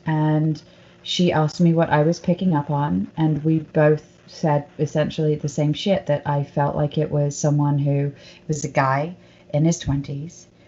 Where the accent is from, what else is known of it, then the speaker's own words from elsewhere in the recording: United Kingdom; now in Los Angeles, United States; I'm British and they like my accent